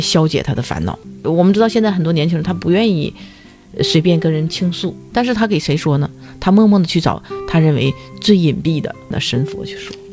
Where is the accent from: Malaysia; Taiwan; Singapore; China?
China; Dalian, Liaoning; 我们大连人都会去爬那个莲花山